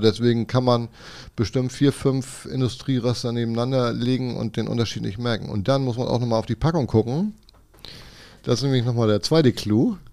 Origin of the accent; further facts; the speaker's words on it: Kiel, Schleswig-Holstein, Germany; gebürtiger Kieler und wohne auch noch im Umkreis von Kiel